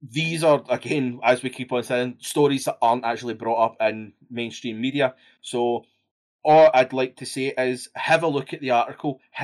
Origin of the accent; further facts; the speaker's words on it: Scotland, United Kingdom; I'm Scottish